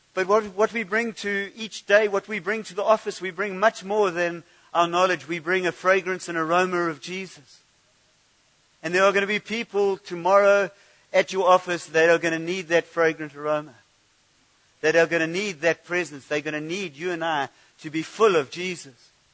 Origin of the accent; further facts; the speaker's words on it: United Kingdom; I'm too British